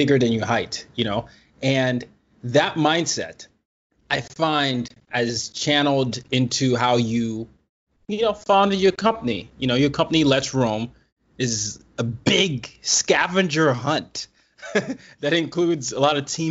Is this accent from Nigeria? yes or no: yes; Nigeria; I'm Nigerian